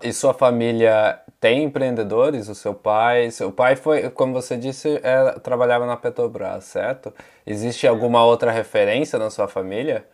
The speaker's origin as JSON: {"language": "Portuguese", "region": "São Paulo", "country": "Brazil", "tie": "born or raised there", "moved": "yes", "lives_now": "Utrecht, Netherlands", "said": "nasci e cresci em São Paulo, mas hoje eu moro aqui em uma cidade chamada Utrecht, na Holanda"}